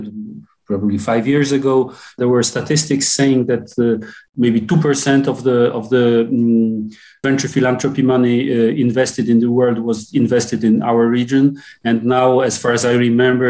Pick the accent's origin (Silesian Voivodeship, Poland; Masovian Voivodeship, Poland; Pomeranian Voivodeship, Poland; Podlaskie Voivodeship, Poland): Masovian Voivodeship, Poland; Warsaw; English is a second language; also born or lived in France; I'm born and raised in Warsaw. I spent some time in France, but I most of the of my life I spent it in Warsaw